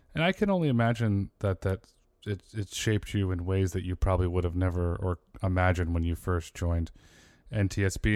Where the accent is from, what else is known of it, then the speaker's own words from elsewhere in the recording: Connecticut, United States; also born or lived in Fairfield, Connecticut; I grew up in Connecticut and I lived for many years in Fairfield